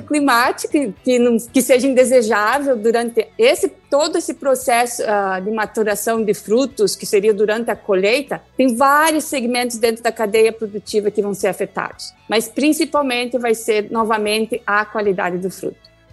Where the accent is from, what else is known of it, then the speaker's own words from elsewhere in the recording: Fraiburgo, Santa Catarina, Brazil; eu sou natural do sul do Brasil, ah, do estado de Santa Catarina, de uma das, uma das capitais Nacionais da Maçã, porque é uma briga entre três, quase duas, é, três né? cidades, que é a cidade chamada Praiburgo.